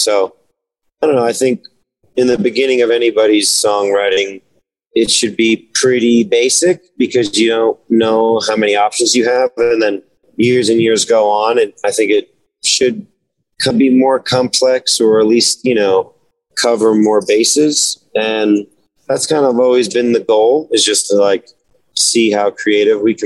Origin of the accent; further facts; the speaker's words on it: New Jersey, United States; growing up in New Jersey